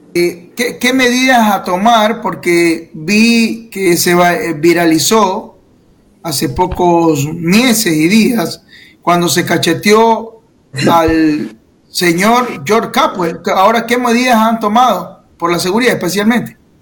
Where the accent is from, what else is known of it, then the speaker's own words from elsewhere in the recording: Guayaquil, Guayas, Ecuador; yo como guayaquileño